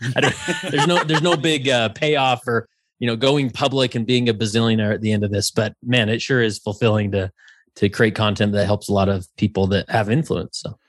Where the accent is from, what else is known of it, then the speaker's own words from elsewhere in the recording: West Valley City, Utah, United States; I grew up in West Valley City, Utah